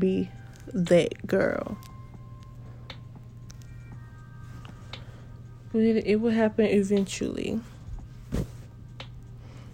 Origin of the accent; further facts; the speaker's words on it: Jacksonville, Florida, United States; my city, I'm from Jacksonville, Florida.